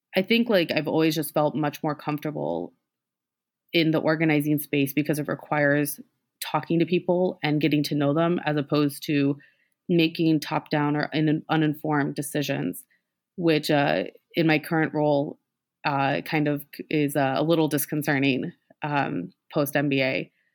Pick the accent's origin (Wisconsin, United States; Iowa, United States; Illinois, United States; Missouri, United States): Missouri, United States; Columbia; I'm from mid-Missouri, um, born and raised